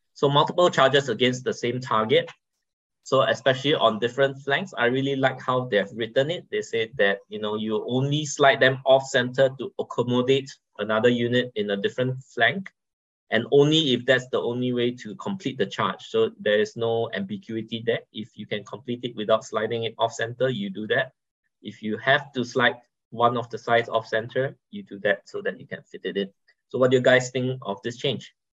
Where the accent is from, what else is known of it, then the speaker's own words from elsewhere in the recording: Singapore; I'm from Singapore, right? We have a strong but small community